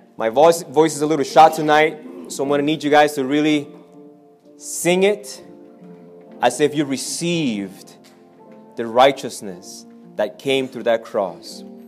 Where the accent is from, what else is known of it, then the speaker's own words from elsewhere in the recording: Argentina; I'm from Argentina.